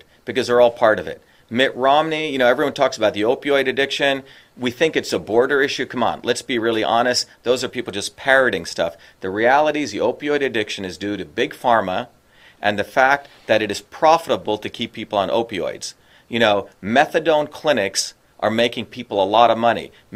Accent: India; now in United States; when I was growing up in India, my grandmother's a poor farmer

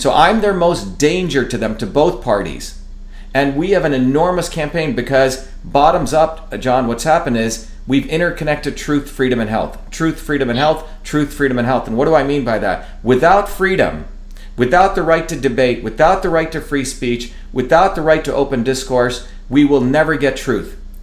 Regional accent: United States; also born or lived in India; I've been here since I was a kid, seven year old kid

